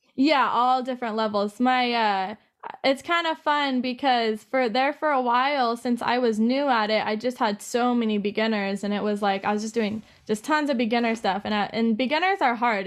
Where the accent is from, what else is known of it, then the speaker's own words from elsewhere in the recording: Safford, Arizona, United States; also born or lived in Hobbs, New Mexico / Colorado; Safford is the place that I grew up the most. I was there for about ten